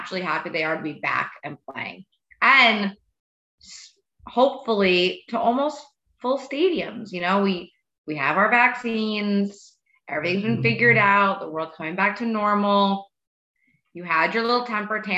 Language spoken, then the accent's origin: English; New York, United States; I'm from New York and I'm Jewish